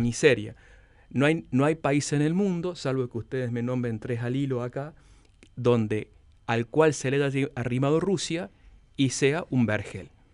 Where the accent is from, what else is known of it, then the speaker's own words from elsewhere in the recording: Córdoba, Argentina; moved away as an adult; also born or lived in Russia; desde siendo un joven estudiante que llegué solo de Córdoba cuando había fax para comunicarme con mis padres